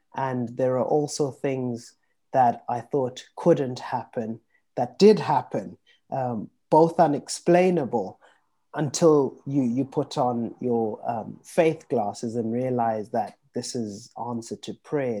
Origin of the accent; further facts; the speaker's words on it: Zimbabwe; moved away; I was born in Zimbabwe, and back in Zim, we used to get a lot of um, the British TV shows. So I grew up watching